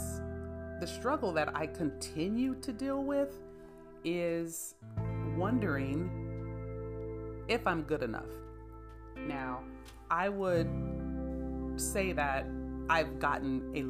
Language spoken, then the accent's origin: English; San Bernardino, California, United States; I come from San Bernardino, where we didn't talk about going to college. We didn't talk about life outside of San Bernardino